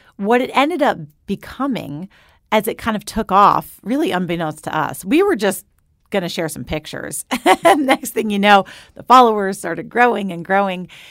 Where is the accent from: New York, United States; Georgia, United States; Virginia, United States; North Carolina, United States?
New York, United States; I grew up just outside of New York City, and then I moved to the city.